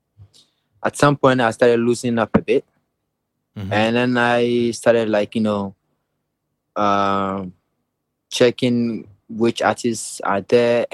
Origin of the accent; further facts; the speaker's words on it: Ghana; moved away as an adult; also born or lived in Vienna, Austria; when I moved from Ghana